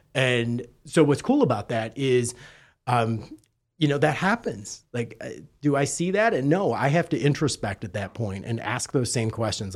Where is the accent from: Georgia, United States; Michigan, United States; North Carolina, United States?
Michigan, United States; Detroit; now in Fort Lauderdale, United States; I'm actually originally from Detroit, albeit I hail from Fort Lauderdale now